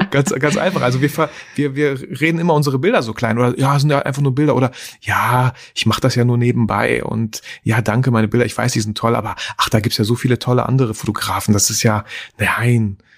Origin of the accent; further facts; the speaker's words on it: Germany; also born or lived in Kazakhstan; ich bin in Kasachstan geboren